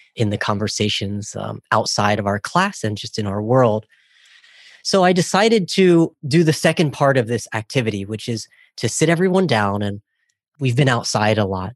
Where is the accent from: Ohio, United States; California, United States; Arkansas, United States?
Ohio, United States; I grew up in Ohio